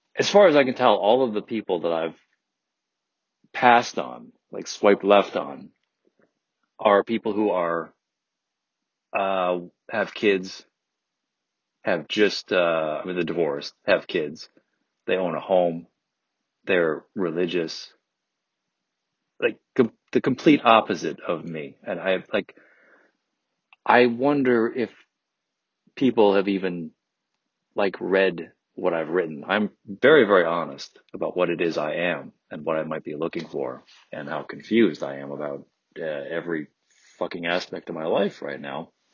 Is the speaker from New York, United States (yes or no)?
no; Detroit area suburbs, Michigan, United States; moved away as an adult; now in California, United States; I'm from Detroit uh, the Detroit area, strictly speaking. I, you know, I'm from the suburbs